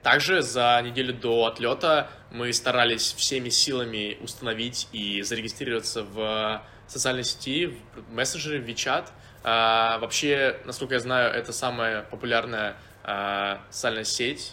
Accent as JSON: {"language": "Russian", "town": "Volgograd", "region": "Volgograd Oblast", "country": "Russia", "also_born_or_lived": "Saint Petersburg", "moved": "as an adult", "said": "я из города Волгоград"}